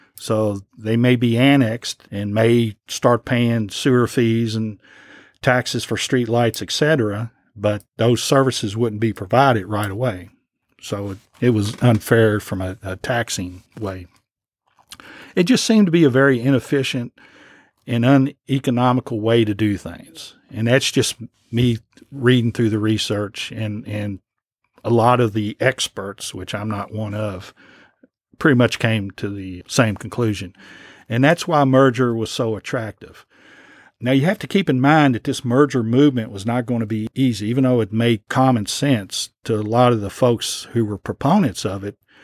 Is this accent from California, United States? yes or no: no; Lexington, Kentucky, United States; as a teenager, growing up in Lexington